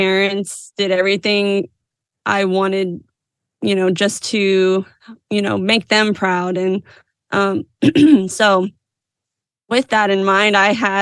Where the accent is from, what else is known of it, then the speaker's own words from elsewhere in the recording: Houston, Texas, United States; I was born and raised in Texas, Houston, Texas